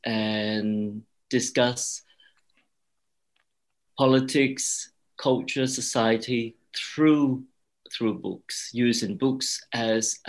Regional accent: Australia; also born or lived in Cambodia / Thailand / Hong Kong; I am Australian

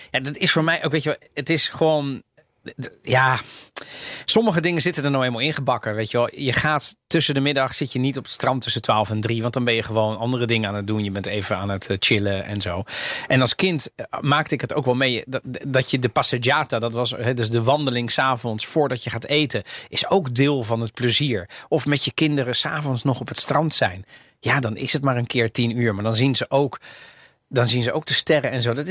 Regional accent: Italy; now in Netherlands; maar ook, ik, ik, ik ben Italiaans als het bijvoorbeeld gaat over... Ik zag, ehm, eh, vorige week was het slecht weer in Nederland.

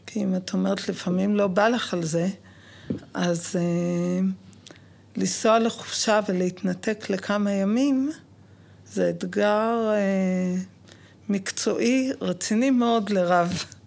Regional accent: Jerusalem, Jerusalem District, Israel; now in Lod, Israel; בוגרת גאה של התיכון על יד האוניברסיטה בירושלים

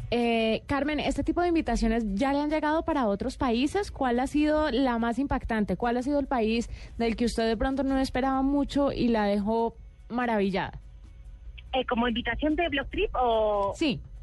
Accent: Spain; en España, que es de donde soy

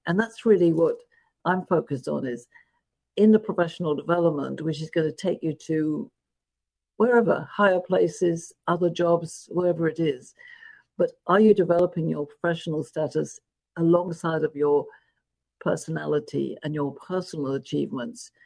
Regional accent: London, United Kingdom; moved away as an adult; I was born in London, England

